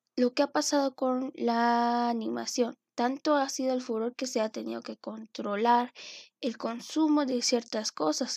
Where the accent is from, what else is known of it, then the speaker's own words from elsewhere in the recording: Mexico; tanto como latino o como mexicano